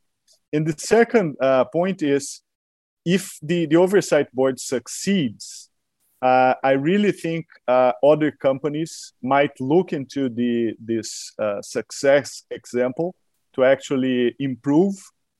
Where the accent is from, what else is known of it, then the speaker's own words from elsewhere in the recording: Brazil; I'm a scholar from Brazil